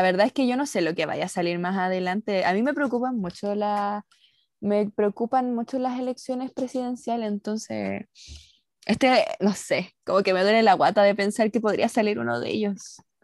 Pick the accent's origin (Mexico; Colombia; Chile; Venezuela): Chile